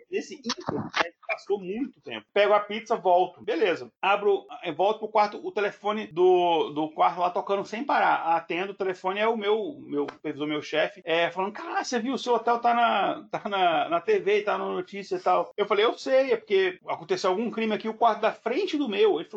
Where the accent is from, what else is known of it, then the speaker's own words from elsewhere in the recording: Brasília, Federal District, Brazil; accent: Brasília; ainda mais eu com meu sotaque de Brasília, que o povo acha que é carioca